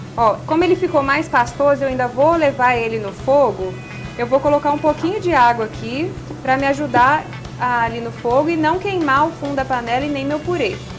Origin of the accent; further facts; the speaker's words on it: Minas Gerais, Brazil; a gente é mineiro